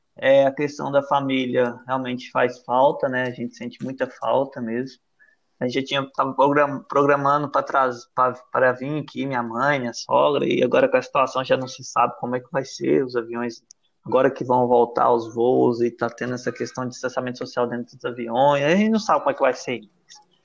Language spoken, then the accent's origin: Portuguese; Goiás, Brazil; now in Madeira, Portugal; a gente é aí de Goiás